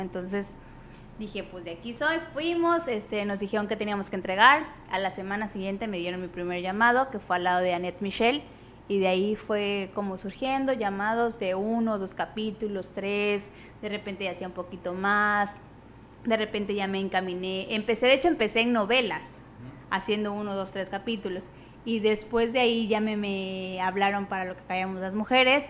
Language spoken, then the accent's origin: Spanish; Tabasco, Mexico; moved away as an adult; also born or lived in Mexico City; yo también soy de Tabasco